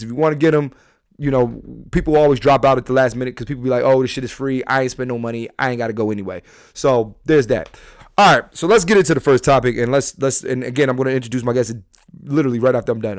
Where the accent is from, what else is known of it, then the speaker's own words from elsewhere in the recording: Philadelphia, Pennsylvania, United States; I'm a comedian. I'm from Philly